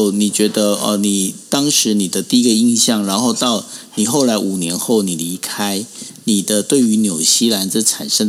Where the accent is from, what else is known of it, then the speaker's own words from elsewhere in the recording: Taiwan; 我们不管是侨胞也好，或者是我们台湾人，我们到了海外，可能去旅游，可能去工作。